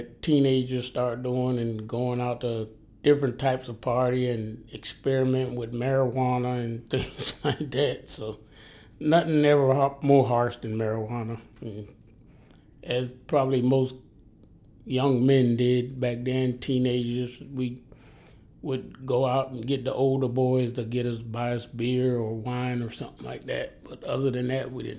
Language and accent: English; Miami, Florida, United States; also born or lived in Pascagoula, Mississippi / Savannah, Georgia; now in Charleston, United States; whenever I say my hometown, I'm talking about Miami because we only lived in Mississippi for my first year of life.